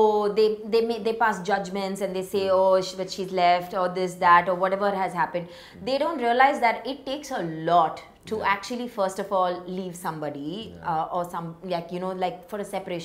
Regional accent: Chennai, Tamil Nadu, India; I'm from Chennai.

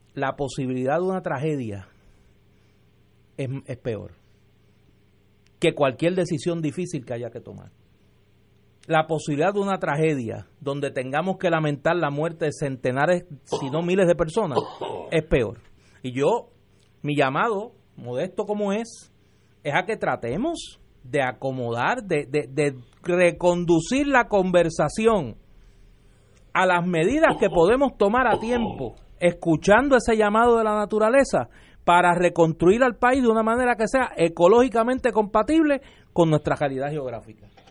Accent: Puerto Rico; en Puerto Rico nosotros hemos vivido

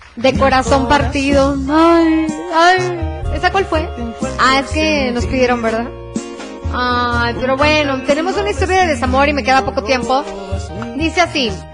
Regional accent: Calvillo, Aguascalientes, Mexico; Soy de acá de Aguascalientes

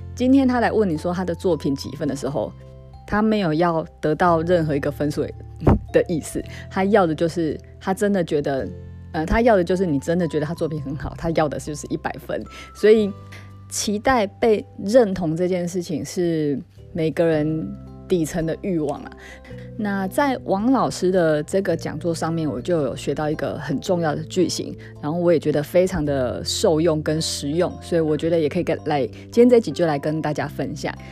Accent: southern Taiwan, Taiwan; accent: 很台的口气; 我是那个台湾南部长大孩子，然后我也很自豪我这种很台的口气

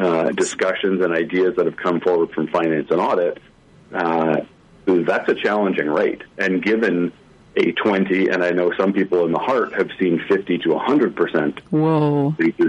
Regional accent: Toronto, Ontario, Canada; moved away as an adult; also born or lived in Vancouver, Canada; now in Prince George, Canada; I was born and raised in Toronto, moved out to Vancouver in 2000

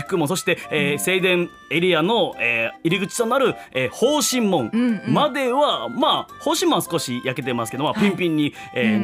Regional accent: Naha, Okinawa, Japan; 僕出身ですから

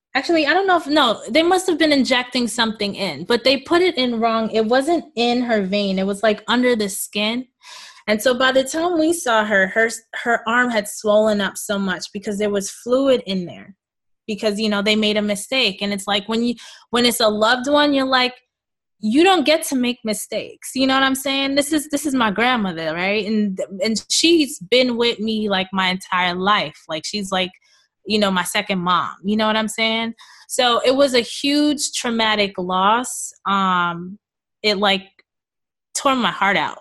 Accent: New York City, New York, United States; I was born and raised in Queens, New York, uh, to Jamaican parents.

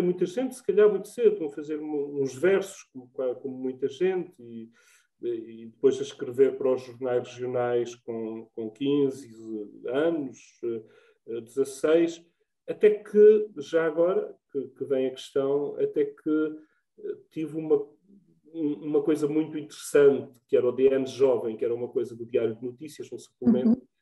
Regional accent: Trás-os-Montes, Portugal; moved away as an adult; also born or lived in Évora; now in Vila Nova de Cacela, Portugal; nasci em Beticas e vivo no Algarve

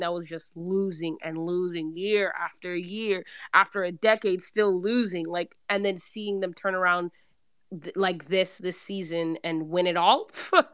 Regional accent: Sacramento, California, United States; I'm from Sac, so I was born here and everything

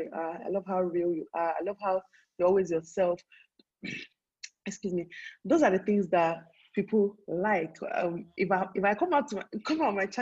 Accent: Nigeria; people like us that will live all our lives here

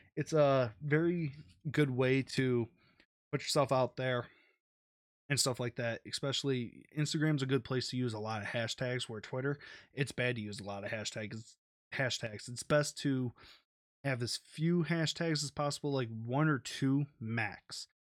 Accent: Detroit, Michigan, United States; I'm from Detroit, I'm gonna support my home team

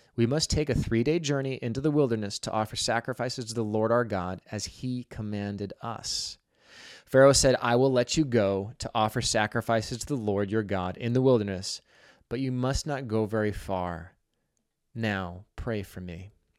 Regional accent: Pacific Northwest, United States; moved away as an adult; also born or lived in Boulder, Colorado; Growing up in the Pacific Northwest

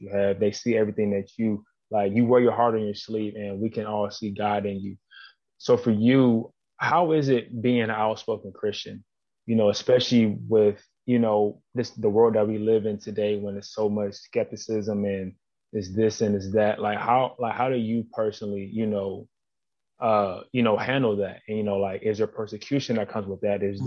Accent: Plum, Pennsylvania, United States; I'm from Plum as well

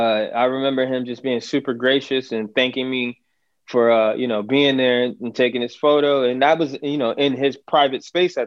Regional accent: Syracuse, New York, United States; moved away; also born or lived in Bronx, New York; I'm originally from Syracuse, New York, born and raised, left there at 96, moved to the Bronx for a little bit.

